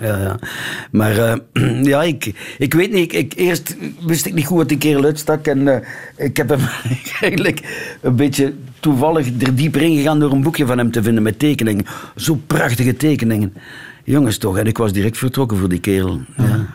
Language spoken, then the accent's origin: Dutch; Ghent, Flanders, Belgium; accent: Gents; mijn Gents accent